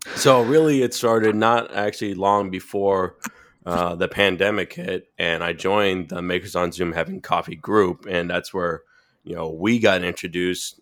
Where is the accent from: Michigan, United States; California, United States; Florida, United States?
Florida, United States; Boynton Beach; moved away; also born or lived in Fort Lauderdale; I'm originally from South Florida. When I'm originally mm-hmm. from a town called Boynton Beach